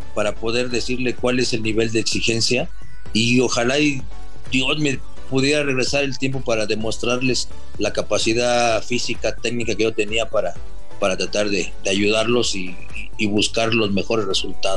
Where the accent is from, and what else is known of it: Mexico